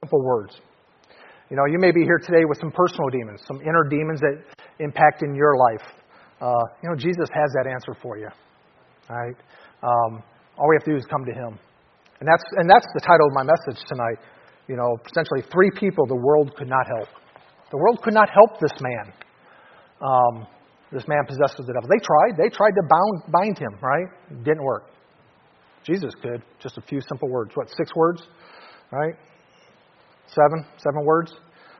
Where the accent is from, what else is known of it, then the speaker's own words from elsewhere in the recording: Detroit, Michigan, United States; I'm from Detroit. I mean, it's Motown, it's Detroit Rock City, it's, you know, music was a big thing where I grew up